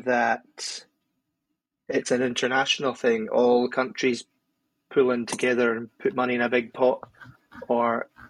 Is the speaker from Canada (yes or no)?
no; Stornoway, Scotland, United Kingdom; also born or lived in Inverness; I'm from Stornoway, and I used to work in Inverness